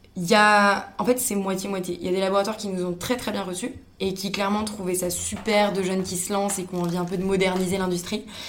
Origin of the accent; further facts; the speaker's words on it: Paris, Île-de-France, France; moved away as an adult; also born or lived in Montreal; quand on est parisienne